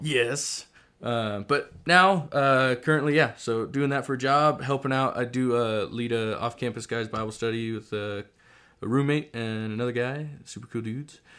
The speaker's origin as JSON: {"language": "English", "region": "Alaska", "country": "United States", "tie": "born or raised there", "also_born_or_lived": "Idaho", "moved": "as an adult", "lives_now": "Moscow, Idaho, United States", "said": "so I am originally from Alaska. I grew up, did eighteen, nineteen years, served nineteen years in Alaska"}